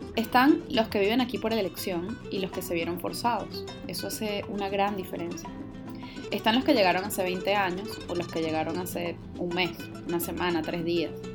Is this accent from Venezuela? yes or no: yes; Venezuela; now in Spain; como cuando vivíamos en Venezuela